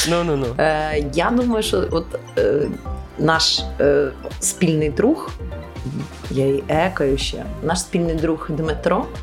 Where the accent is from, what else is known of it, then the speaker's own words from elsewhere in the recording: China; first language Chinese; Ukrainian is a second language; Та я просто китаєць, я так говорю, з п'ять овочів. Ну це нормально. Я ж перекладаю з китайської в голові.